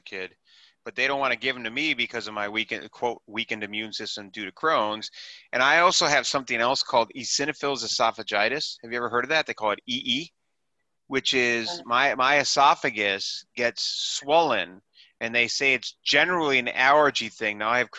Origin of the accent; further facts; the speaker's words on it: Wisconsin, United States; now in New York City, United States; I was from Wisconsin to New York City